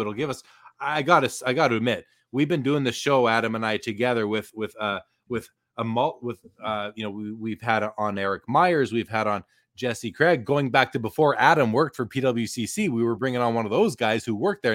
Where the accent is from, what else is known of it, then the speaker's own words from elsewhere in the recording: Canada; I'm definitely Canadian